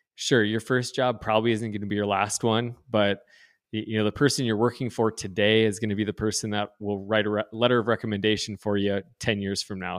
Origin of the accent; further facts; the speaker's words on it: North Dakota, United States; also born or lived in East Coast; grew up, born and raised in North Dakota